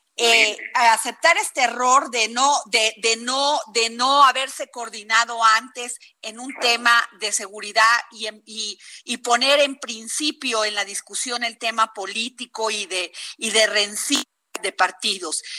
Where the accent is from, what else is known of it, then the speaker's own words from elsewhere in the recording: Vega de Alatorre, Veracruz, Mexico; yo soy de Vega de la Torre Veracruz